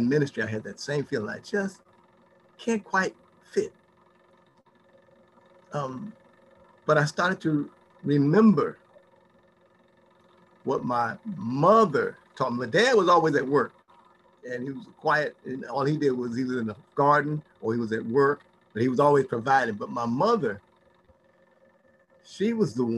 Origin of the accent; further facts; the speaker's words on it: Gary, Indiana, United States; growing up in Gary, Indiana